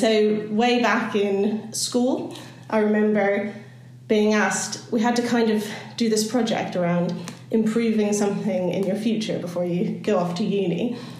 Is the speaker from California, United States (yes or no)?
yes; California, United States; moved away as an adult; now in United Kingdom; so I was born and raised in California, and that's where the kind of strange accent comes from.